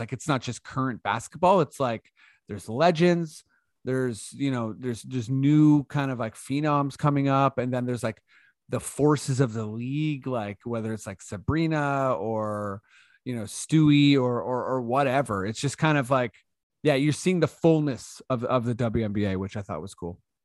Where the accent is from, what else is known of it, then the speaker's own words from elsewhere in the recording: Toronto, Ontario, Canada; we're from Toronto